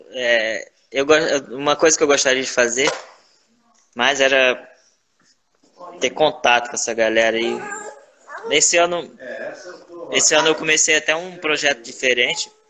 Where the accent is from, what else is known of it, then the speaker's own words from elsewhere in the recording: Northeast Region, Brazil; Eu sou nordestino, né, cara? Então, farofa é comigo mesmo.